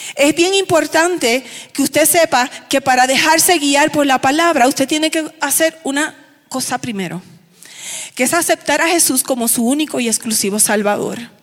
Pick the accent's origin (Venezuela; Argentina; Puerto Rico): Puerto Rico; Aibonito; born or raised there